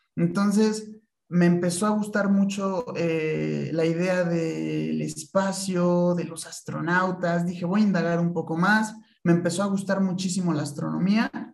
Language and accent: Spanish; Tlaxcala, Mexico; moved away as an adult; also born or lived in Puebla / Querétaro; yo estudié toda mi vida en Tlaxcala y hasta la universidad fue que vine a Puebla, digo a Puebla, a Querétaro, es que nací en Puebla realmente